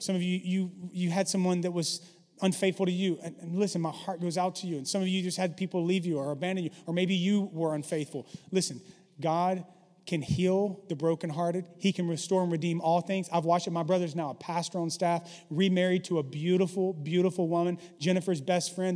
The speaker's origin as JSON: {"language": "English", "region": "the South", "country": "United States", "tie": "born or raised there", "said": "I grew up in the South"}